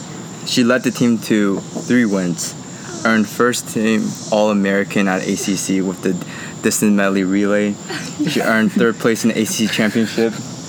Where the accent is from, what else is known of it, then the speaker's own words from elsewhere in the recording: Toronto, Ontario, Canada; moved away as an adult; now in United States; we're both from Canada and Toronto specifically.